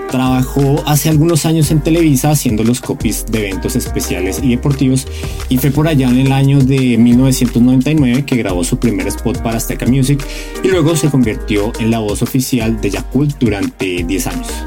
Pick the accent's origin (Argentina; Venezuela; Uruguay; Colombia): Colombia; Bogotá; now in Mexico; los colombianos también y los que somos de Bogotá igual. O sea, a mí me pasa que hablo con gente aquí en México y, digo, y me dicen, ¿qué? Y hablo con alguien de Colombia y me entiende perfecto.